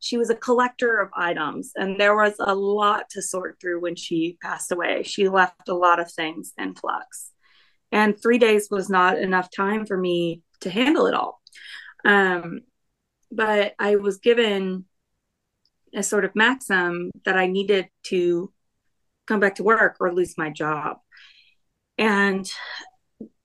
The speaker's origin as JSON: {"language": "English", "region": "the South", "country": "United States", "tie": "born or raised there", "said": "growing up in the South"}